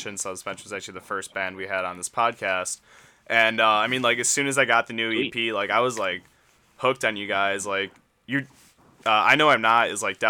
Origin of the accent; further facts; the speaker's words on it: Chicago, Illinois, United States; I'm from Chicago